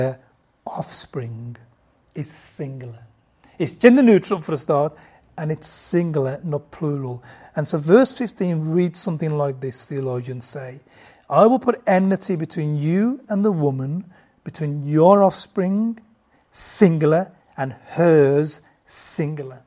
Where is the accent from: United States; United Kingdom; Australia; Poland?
United Kingdom; also born or lived in Bangladesh; I grew up in the UK.